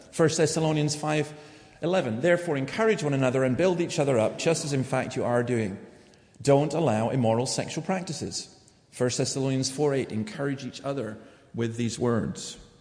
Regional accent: Scotland, United Kingdom; I'm saying that as a Scot.

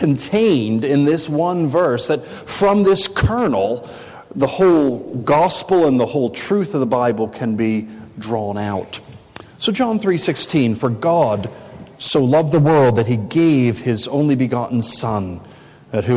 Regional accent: United States; I'm from America

